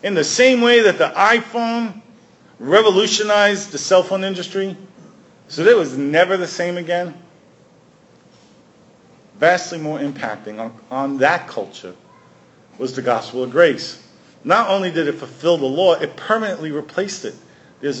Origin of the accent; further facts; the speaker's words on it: New York, United States; I grew up in New York